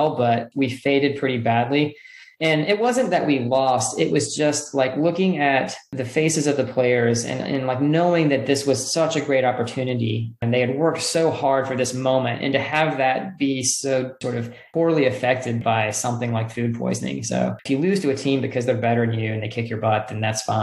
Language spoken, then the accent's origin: English; Hillsboro, United States; a Cup of Joe in Hillsboro, which is my hometown